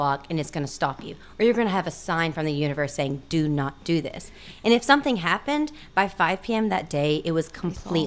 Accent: Pine Bluff, Arkansas, United States; now in Little Rock, United States; we're from Pine Bluff

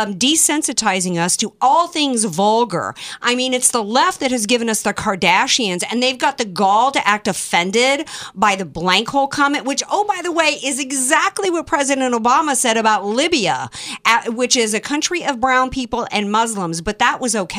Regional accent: Deep South, United States; I grew up in the Deep South

